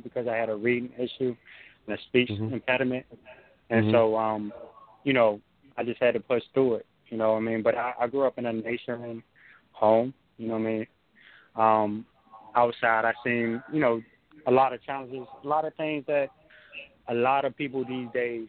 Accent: Hampton, Virginia, United States; also born or lived in Newport News, Virginia; now in Tampa, United States; Yes, I grew up in Hampton. I now live in Tampa, Florida, but I grew up in Hampton. Hampton and Newport News.

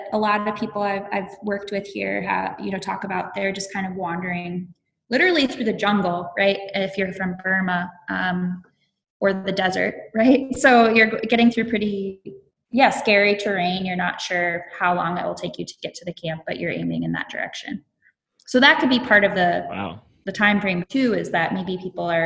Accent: Iowa, United States; moved away as an adult; now in Minnesota, United States; I am from Iowa, but I've been in Minnesota the last 4 years.

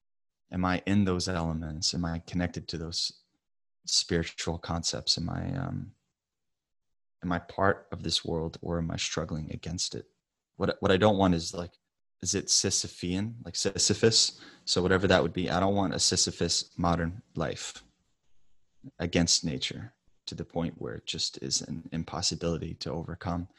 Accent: the South, United States; I grew up in the South

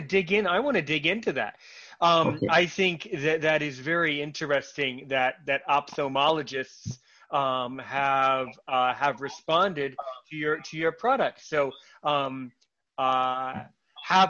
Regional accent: United States; I'm an American who speaks French

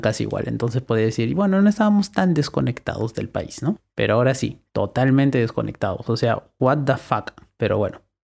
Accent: Lima, Peru; yo soy limeño

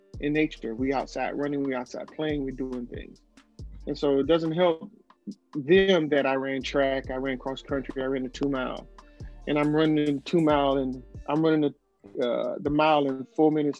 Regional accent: the South, United States; I'm growing up in the South

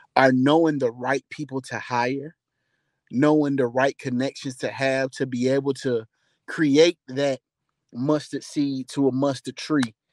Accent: College Park, Georgia, United States; Panamanian blood, but I'm from Atlanta, Georgia.

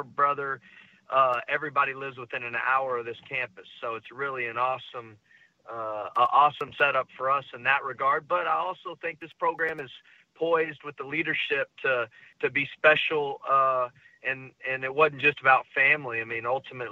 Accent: Texas, United States; my home state of Texas

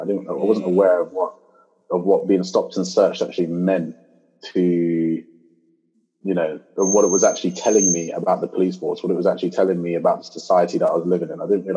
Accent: Luton, East of England, United Kingdom; And this actually occurred in kind of like my hometown in the UK. So I'm actually from Luton, but I'm from this little town next to Luton, so north of London.

